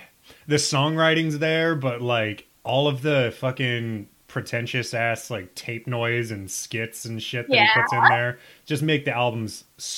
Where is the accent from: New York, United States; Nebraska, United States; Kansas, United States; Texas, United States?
Nebraska, United States; moved away; I'm from Nebraska.